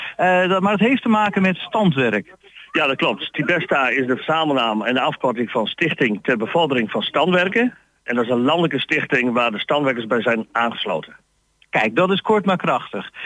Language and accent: Dutch; Stadskanaal, Groningen, Netherlands; accent: Plat; ik kom uit Stadskanaal, Groningen